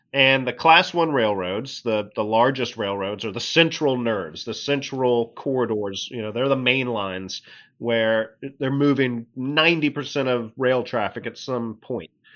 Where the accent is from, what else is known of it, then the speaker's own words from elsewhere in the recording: Lexington, Kentucky, United States; moved away as an adult; also born or lived in Athens, Georgia / Pittsburgh, Pennsylvania; now in Washington, D.C., United States; I really grew up in Lexington, Kentucky, uh, right in the central part of Kentucky, bluegrass region